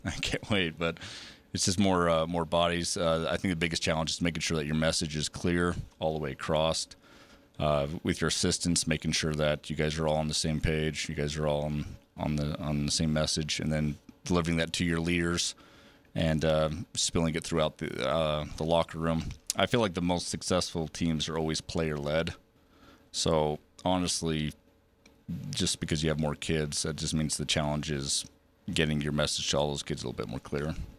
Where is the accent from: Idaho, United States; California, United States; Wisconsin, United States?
Idaho, United States; Preston; moved away as an adult; also born or lived in Big Piney, Wyoming; I grew up in Preston, so obviously just north, um, in Idaho.